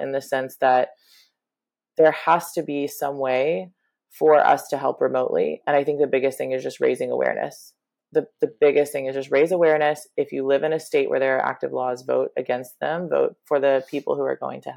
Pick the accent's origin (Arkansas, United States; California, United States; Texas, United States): Arkansas, United States; moved away as an adult; now in New York City, United States; I was raised in Arkansas